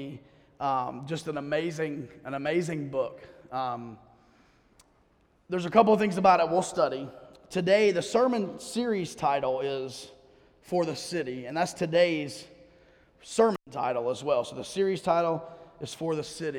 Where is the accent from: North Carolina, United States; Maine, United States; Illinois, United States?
North Carolina, United States; Durham; also born or lived in Greenville; I was born in Greenville. Moved here when I was 4 months old, so I think I get a pass to say I was born and raised in Durham